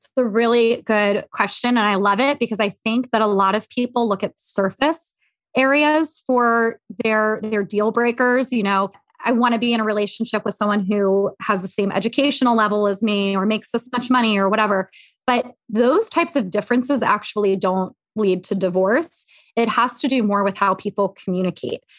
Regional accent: Havre de Grace, Maryland, United States; now in Philadelphia suburbs, United States; I am from Havre Grace, Maryland, but I live in the suburbs of Philly now

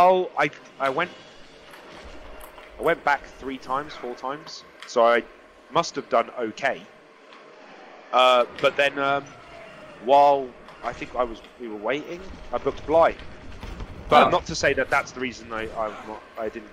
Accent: London, United Kingdom; moved away; I'm from London

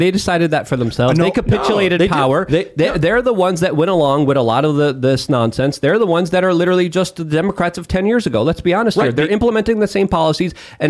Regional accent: Poland; Listen, I grew up in Poland when there was still communism there, right?

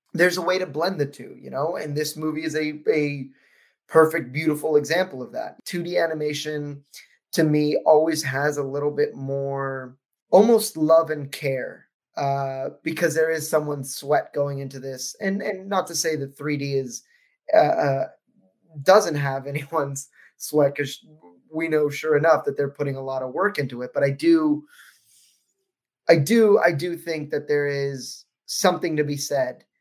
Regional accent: United States; me as an American

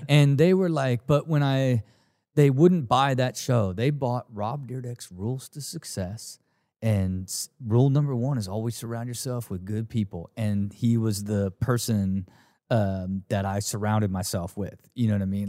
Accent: Dayton, Ohio, United States; I grew up in Ohio

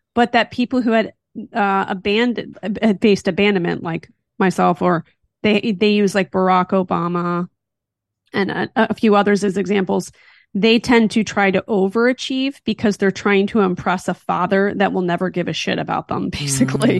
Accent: Philadelphia, Pennsylvania, United States; now in California, United States; I'm from Philly

